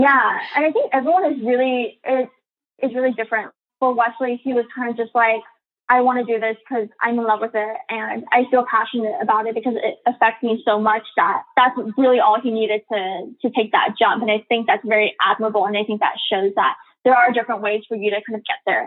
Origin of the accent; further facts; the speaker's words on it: Los Angeles, California, United States; also born or lived in San Diego, California / New York City; I'm from the San Valley area within LA County, and so it's a very kind of Asian community. And so a lot of my friends growing up were Asian